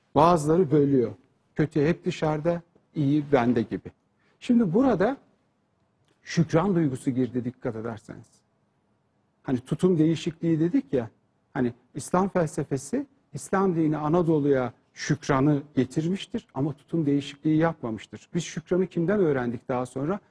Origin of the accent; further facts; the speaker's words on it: Turkey; Biz Türk olarak